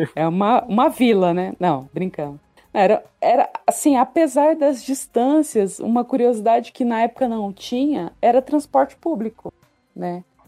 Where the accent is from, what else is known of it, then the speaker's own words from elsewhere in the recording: Ariquemes, Rondônia, Brazil; accent: caipira; moved away as an adult; now in São Paulo, Brazil; Eu nasci na cidade de Ariquemes, é, no ano de 1984